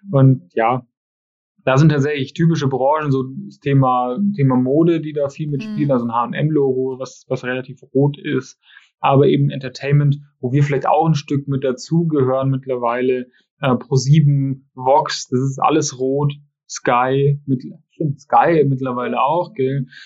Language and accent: German; Schongau, Bavaria, Germany; ich komme aus Schongau gebürtig und unser Wappen ist tatsächlich gelb-schwarz mit einem, mit einem schwarzen Adler drauf.